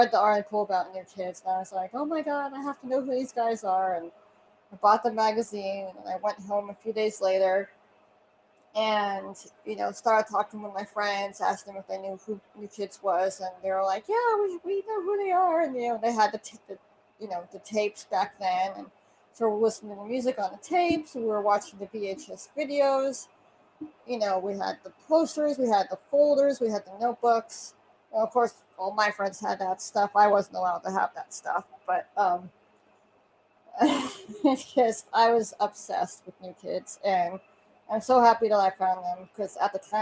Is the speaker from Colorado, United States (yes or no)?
yes; Denver, Colorado, United States; I'm from Denver, so they also call me the Denver girl